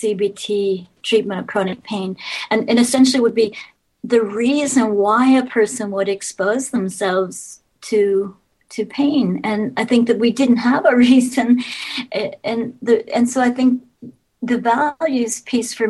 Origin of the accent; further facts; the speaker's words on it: United States; moved away as an adult; also born or lived in Richmond, Indiana; now in Sweden; in the U.S. So I grew up in the U.S.